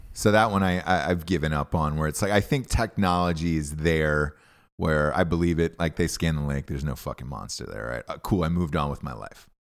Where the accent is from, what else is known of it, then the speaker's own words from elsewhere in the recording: Georgia, United States; growing up in Georgia